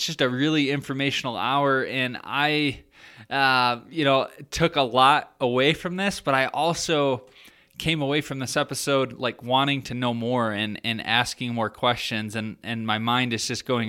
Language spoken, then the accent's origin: English; Michigan, United States; now in Colorado, United States; I grew up in Michigan, and there was an archery shop.